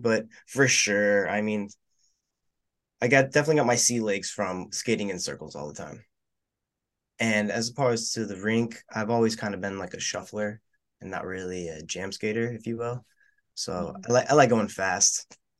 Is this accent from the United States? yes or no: yes; West Palm Beach, Florida, United States; I'm from West Palm Beach, Florida.